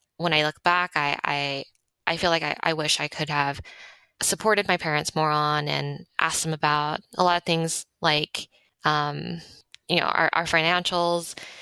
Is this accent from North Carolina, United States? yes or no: no; Monterey Park, California, United States; also born or lived in Los Angeles; I was born in Monterey Park.